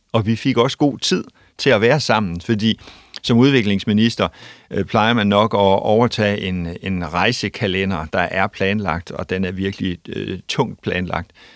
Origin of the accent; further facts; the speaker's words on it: North Jutland, North Denmark Region, Denmark; jeg er nordjyde, bor i, i Aalborg